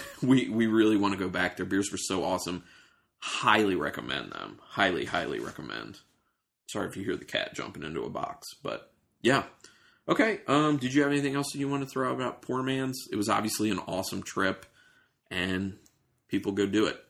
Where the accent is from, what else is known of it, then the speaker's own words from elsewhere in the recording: Maryland, United States; moved away; I'm from Maryland initially